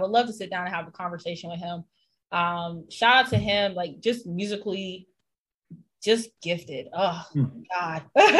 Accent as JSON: {"language": "English", "region": "the South", "country": "United States", "said": "I'm from the South. My family's in North Carolina."}